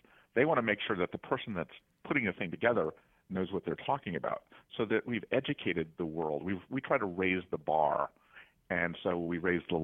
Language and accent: English; Washington, District of Columbia, United States; I'm from Washington, D.C.